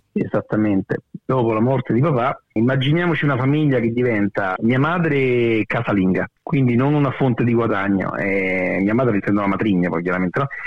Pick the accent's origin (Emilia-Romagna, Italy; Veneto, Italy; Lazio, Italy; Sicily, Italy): Lazio, Italy; Guidonia; moved away as an adult; also born or lived in Rome; now in Sydney, Australia; sono nato a Roma ma poi ho vissuto tutta la, vita a Guidonia